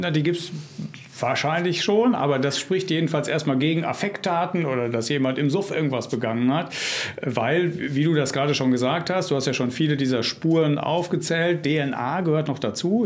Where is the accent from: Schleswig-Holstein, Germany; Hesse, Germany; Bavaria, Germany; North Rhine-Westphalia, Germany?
North Rhine-Westphalia, Germany; in meinem Heimatland Nordrhein-Westfalen